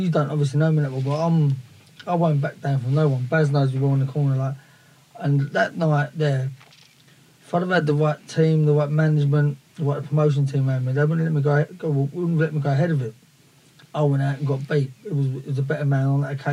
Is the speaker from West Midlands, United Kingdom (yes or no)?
no; Dagenham, London, United Kingdom; I'm from Dagenham, I was 15, you get bullied in Dagenham back then